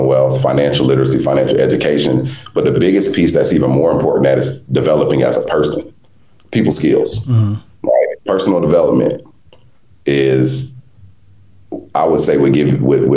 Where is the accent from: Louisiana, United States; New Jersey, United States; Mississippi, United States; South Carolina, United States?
South Carolina, United States; I grew up in South Carolina, raised by my grandmother